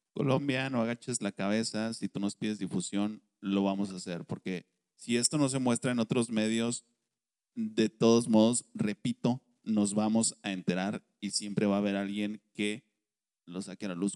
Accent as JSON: {"language": "Spanish", "country": "Mexico", "said": "nosotros aquí como mexicanos"}